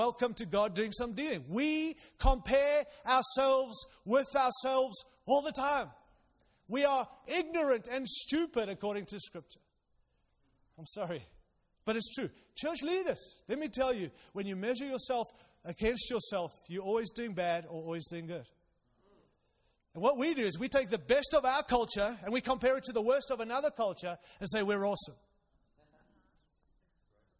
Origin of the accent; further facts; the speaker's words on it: Zimbabwe; moved away; I was born in Zimbabwe, Rhodesia in those days